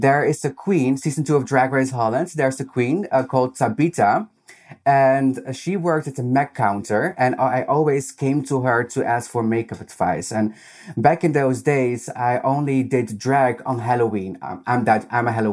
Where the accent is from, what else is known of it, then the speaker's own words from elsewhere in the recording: Peru; English is a second language; also born or lived in Netherlands; now in Amsterdam, Netherlands; I come from Peru, and in Peru, it's not really accepted homosexuality or femininity